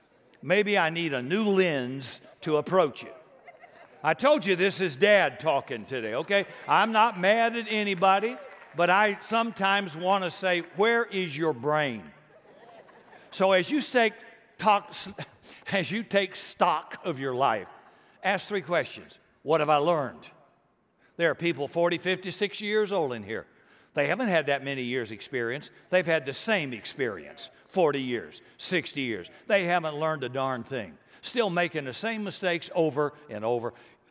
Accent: Deep South, United States; I grew up in the Deep South, racist South, before integration and before civil rights.

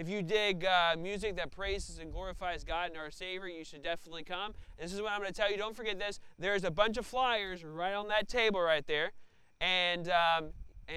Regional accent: Tennessee, United States; moved away as an adult; now in Evansville, United States; I'm not from Evansville. I'm not from Indiana. I'm from Tennessee, and I was kind of a transplant

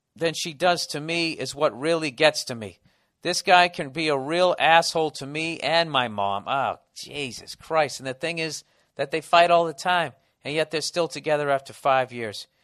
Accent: Boston, Massachusetts, United States; accent: Boston; My Boston accent

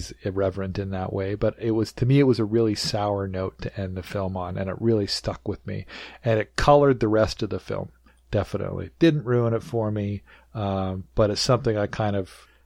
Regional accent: Nelson, British Columbia, Canada; now in Vancouver, Canada; I was born before they moved to Nelson, where I grew up.

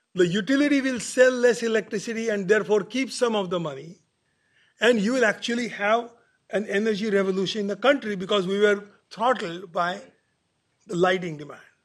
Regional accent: India; now in Berkeley, United States; my home country.

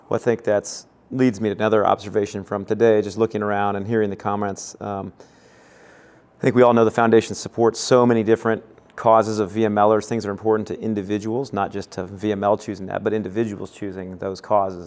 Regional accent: Kansas City, United States; growing up in Kansas City together

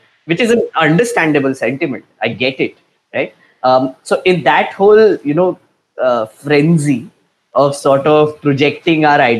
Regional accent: Nagpur, Maharashtra, India; I'm from Nagpur.

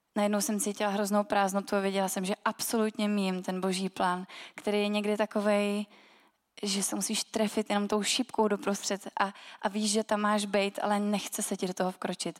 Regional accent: Milovice, Central Bohemian Region, Czechia; A já jsem z Milovic a to je město, který má velmi zajímavou historii

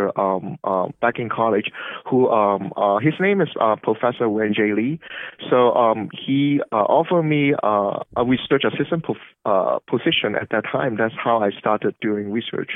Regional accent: Hong Kong; moved away as an adult; also born or lived in Los Angeles, United States / Cambridge, Massachusetts, United States; now in United States; I grew up in Hong Kong

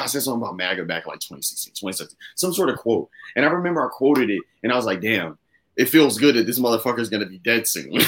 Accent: the South, United States; Listen, I'm from being from the South, I love interviewing Southern people because like the South is just weird.

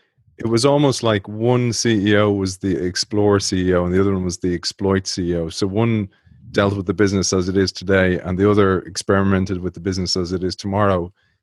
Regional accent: Dublin, Leinster, Ireland; I was raised in the Phoenix Park in Dublin, which is this beautiful park. And my father was the superintendent of the park.

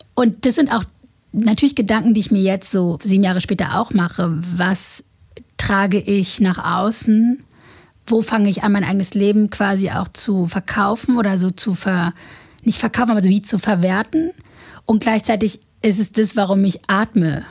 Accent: Berlin, Germany; ich bin in Morbid groß geworden

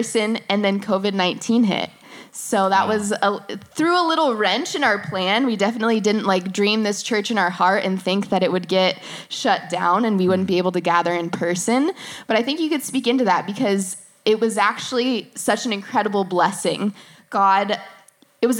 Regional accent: San Clemente, California, United States; I'm born and raised in San Clemente, literally born in San Clemente Hospital

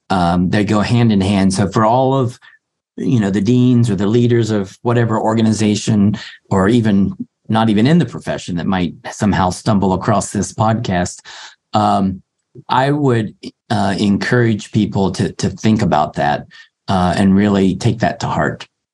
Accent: Appalachia, United States; I came from Appalachia, from low middle class

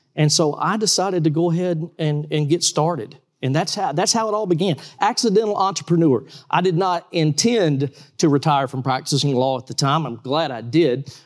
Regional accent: Valdosta, Georgia, United States; I'm from Valdosta, Georgia

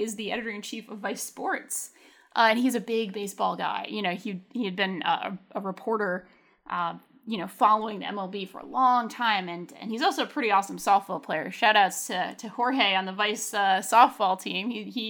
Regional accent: Pawtucket, Rhode Island, United States; We have the Red Sox farm team basically is in my hometown, the Pawtucket Red Sox. And like, I grew up going to those games my whole life as a little kid.

